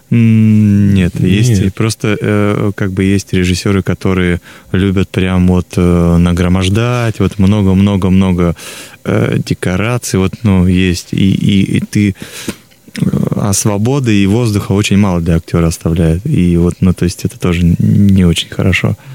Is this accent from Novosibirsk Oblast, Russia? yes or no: yes; Novosibirsk, Novosibirsk Oblast, Russia; я сам сибиряк из Новосибирска